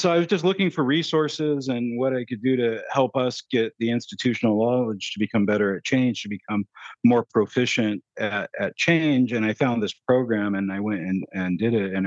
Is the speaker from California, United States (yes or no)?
no; Seattle, Washington, United States; I grew up in Seattle. I'm in Seattle right